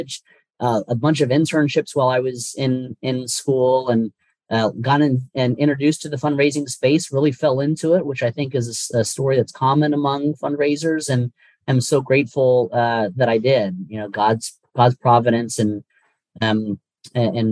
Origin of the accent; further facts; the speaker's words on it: North Carolina, United States; now in Washington, D.C., United States; I was born and raised in North Carolina, and just love it down there